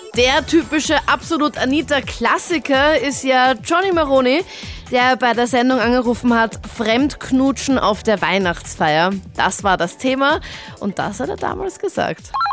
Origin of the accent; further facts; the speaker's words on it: Linz, Upper Austria, Austria; in meiner Heimatstadt in Linz